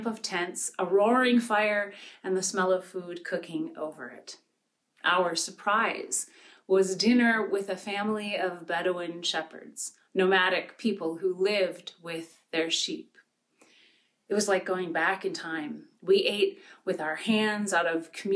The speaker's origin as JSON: {"language": "English", "town": "Pine River", "region": "Minnesota", "country": "United States", "tie": "born or raised there", "said": "where I grew up in Pine River, Minnesota"}